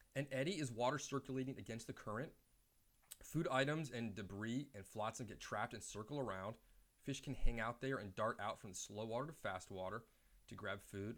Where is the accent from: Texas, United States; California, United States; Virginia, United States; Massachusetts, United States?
Virginia, United States; Reston; The lake I grew up on in Reston, Lake Audubon